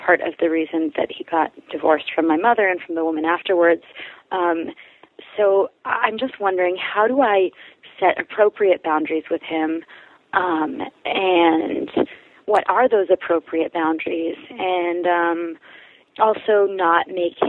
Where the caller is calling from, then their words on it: New York, United States; I am a 27-year-old bisexual female. I'm calling from New York